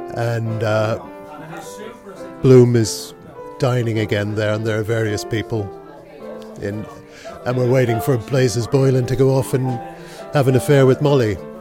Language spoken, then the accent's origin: English; Dublin, Leinster, Ireland; now in Stockholm, Sweden; growing up in Dublin